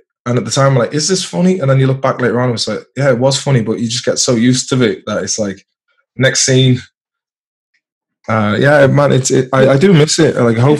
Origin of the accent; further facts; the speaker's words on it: North West England, United Kingdom; born there; accent: mixture of Swedish, Irish and English accents; also born or lived in Sweden / Ireland; my parents are Irish, but I was born in I was born in Merseyside. So I've kind of, it's softened lately because I've been between Sweden, Ireland and England.